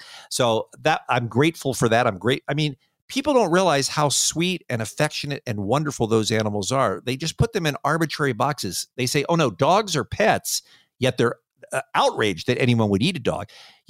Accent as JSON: {"language": "English", "country": "United States", "accent": "American", "said": "And my accent doesn't help either. There's nobody out there who goes, ooh, American accents are so cute."}